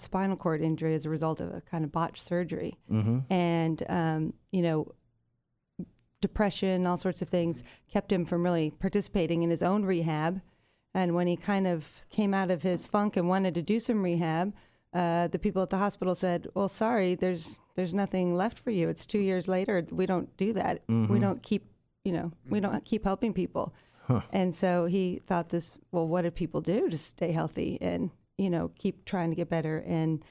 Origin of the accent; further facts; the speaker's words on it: Yorba Linda, California, United States; I'm a Southern California kid, born and raised in Yorba Linda, California